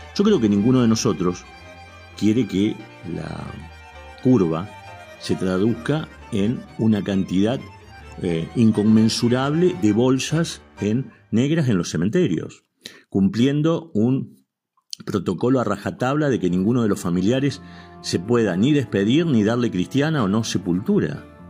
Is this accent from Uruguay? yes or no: no; Argentina; Somos argentinos